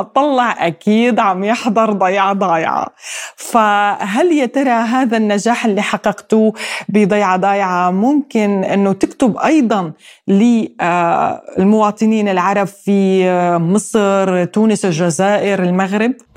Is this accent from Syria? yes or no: yes; Syrian coast, Syria; accent: Syrian coastal village dialect; لهجتنا الساحلية الضيعجية